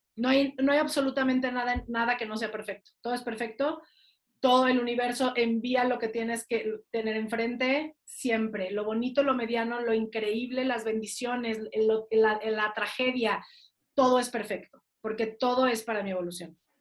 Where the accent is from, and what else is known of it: Mexico